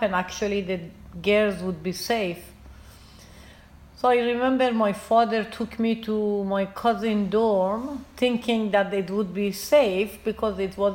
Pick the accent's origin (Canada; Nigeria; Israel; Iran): Iran; moved away as an adult; also born or lived in India / United States; now in Maine, United States; I'm originally from Iran. So I left Iran in 79 during the revolution.